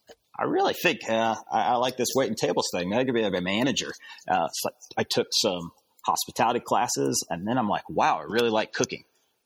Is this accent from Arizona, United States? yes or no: yes; Phoenix, Arizona, United States; also born or lived in Arkansas; Well, I grew up in Phoenix, Arizona and Arkansas. Parents split up. So lived with mom and dad every once in a while, just moved back and forth, upbringing.